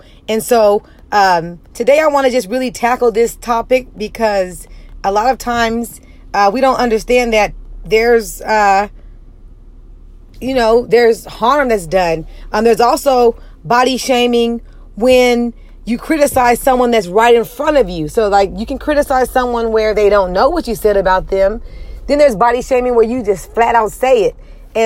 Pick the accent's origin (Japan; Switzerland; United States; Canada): United States; I'm African American